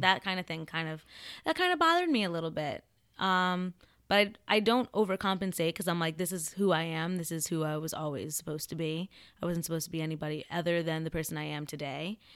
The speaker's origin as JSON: {"language": "English", "region": "central New Jersey", "country": "United States", "said": "I am from a small town in central New Jersey."}